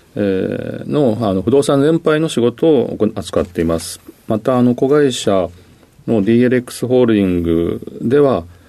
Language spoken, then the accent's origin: Japanese; Kitakyushu, Fukuoka, Japan; 福岡県の北九州市、えー、小倉南区です